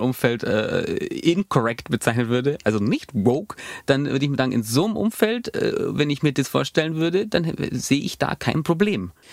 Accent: Allgäu, Bavaria, Germany; bei uns im Allgäu

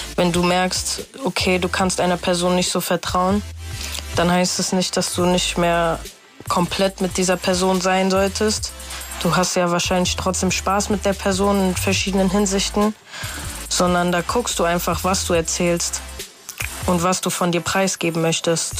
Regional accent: Frankfurt, Hesse, Germany; also born or lived in Hildesheim; Ich bin mit fünf Jahren hier nach Frankfurt gekommen und ähm, ja, seitdem sehe ich auch eigentlich eher so, woher kommst du? Aus Frankfurt.

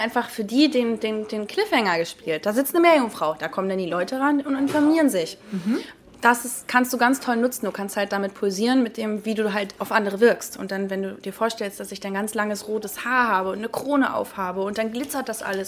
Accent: Lübeck, Schleswig-Holstein, Germany; also born or lived in Heilshoop, Stormarn; ich komme ja eigentlich aus Lübeck

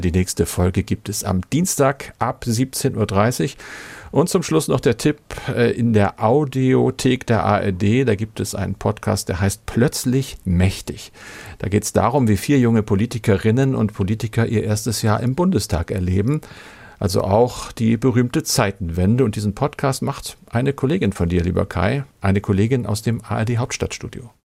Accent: Germany; bei uns in Deutschland

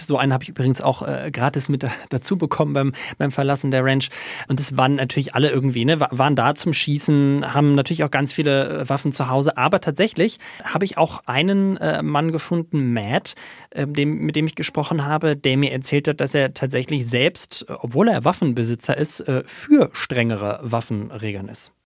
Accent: Germany; now in United States; als Deutscher

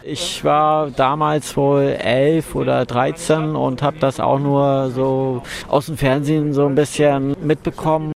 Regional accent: Kiel, Schleswig-Holstein, Germany; now in Berlin, Germany; Ich komme aus Kiel, wohne in Berlin.

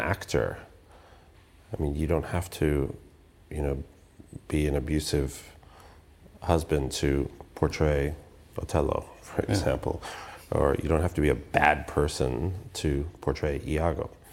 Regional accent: United States; I'm an American musician

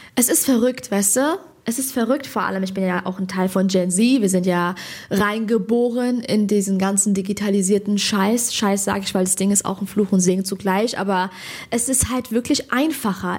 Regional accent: Hesse, Germany; ich bin Hessin.

